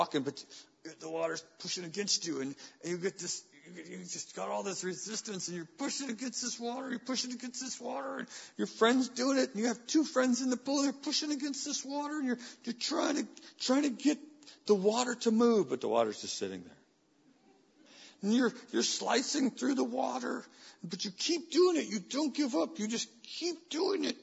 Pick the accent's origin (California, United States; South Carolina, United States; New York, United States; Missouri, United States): California, United States; Weaverville; As a young man growing up in Weaverville, California, a community of 3,500 people